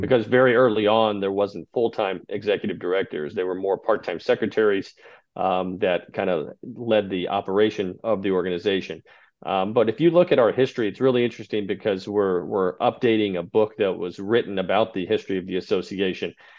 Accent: Texas, United States; moved away as an adult; also born or lived in Albuquerque, New Mexico; now in Clifton Park, United States; I grew up in Texas

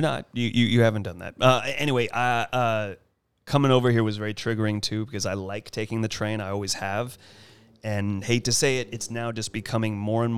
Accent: United States; now in Los Angeles, United States; my right as an American

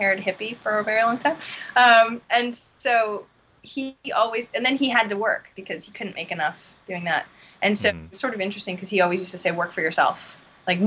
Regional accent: Maine, United States; I grew up in Maine

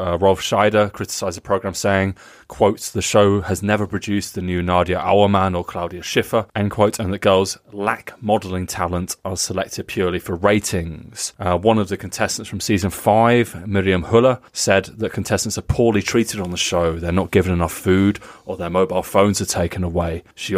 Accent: United Kingdom; I have always thought his name was Jupp because I'm British.

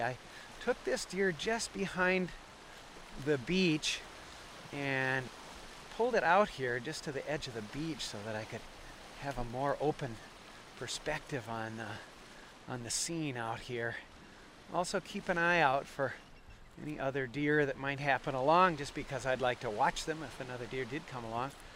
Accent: Wisconsin, United States; moved away; also born or lived in Alaska; growing up in Wisconsin

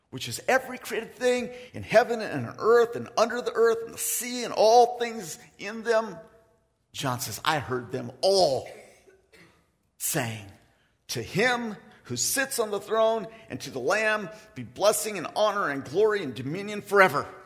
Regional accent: Philippines; I am from the Philippines. I am, by the way. And today, I want to declare that Jesus is the rightful king of the Agta people, the people that I grew up with.

